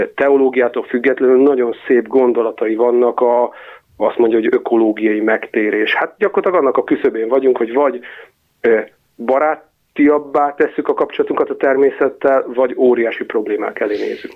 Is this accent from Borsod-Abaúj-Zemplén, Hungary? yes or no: no; Nyíregyháza, Szabolcs-Szatmár-Bereg, Hungary; also born or lived in Budapest; now in Western Hungary; Nyíregyházáról származom, és most Nyugat-Magyarországon élek